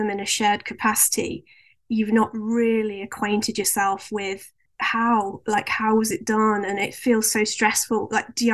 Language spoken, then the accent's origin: English; Stoke-on-Trent, West Midlands, United Kingdom; moved away as an adult; I was brought up in Stoke-on-Trent